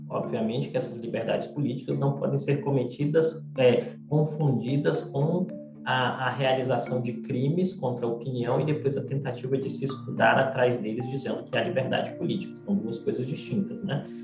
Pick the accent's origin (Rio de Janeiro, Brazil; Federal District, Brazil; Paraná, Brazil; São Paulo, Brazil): Federal District, Brazil; Brasília; nascido e criado em Brasília